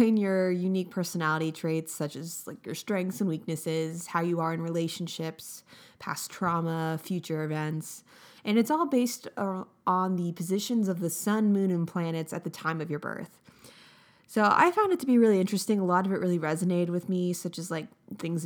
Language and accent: English; Florida, United States; I was born in Florida